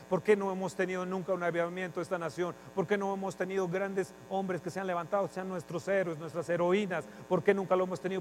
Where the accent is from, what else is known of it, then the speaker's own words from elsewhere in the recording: Mexico; nosotros como mexicanos